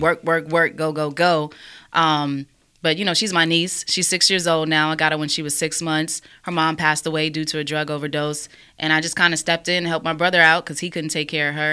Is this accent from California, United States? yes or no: no; New York, United States; moved away; also born or lived in Alabama; I grew up in New York